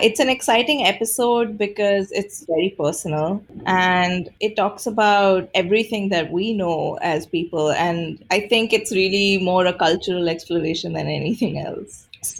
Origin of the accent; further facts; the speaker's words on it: India; as Indian women, we really wanted to explore how our relationships with our mothers determine so much of how we interact with the world